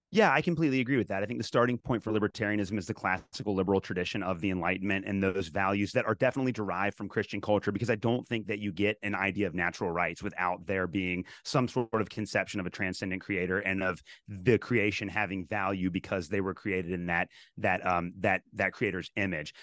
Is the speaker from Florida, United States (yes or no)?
no; Kentucky, United States; I was raised in Kentucky